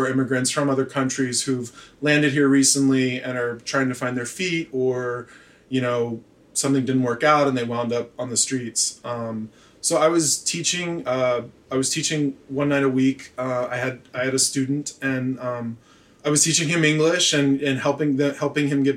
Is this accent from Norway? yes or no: no; Memphis, Tennessee, United States; moved away as an adult; also born or lived in Chapel Hill, North Carolina / Provincetown, Massachusetts / New York; I grew up in Tennessee